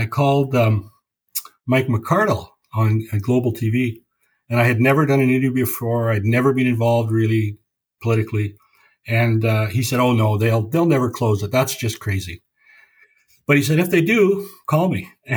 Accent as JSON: {"language": "English", "town": "Vancouver", "region": "British Columbia", "country": "Canada", "tie": "born or raised there", "said": "I was born here. So, you know, I grew up in Vancouver"}